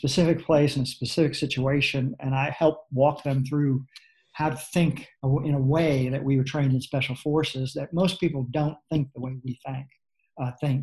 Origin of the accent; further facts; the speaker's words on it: New York City, New York, United States; I grew up in New York City in the Bronx